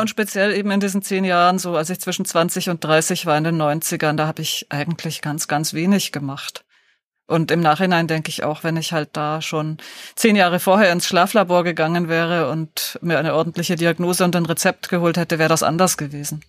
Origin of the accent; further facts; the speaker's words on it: Deggendorf, Bavaria, Germany; in Niederbayern, in Deggendorf